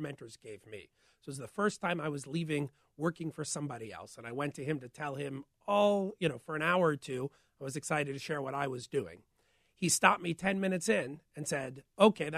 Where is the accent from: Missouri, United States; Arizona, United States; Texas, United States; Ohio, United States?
Missouri, United States; St. Louis; moved away as an adult; also born or lived in former Soviet Union; I grew up in St. Louis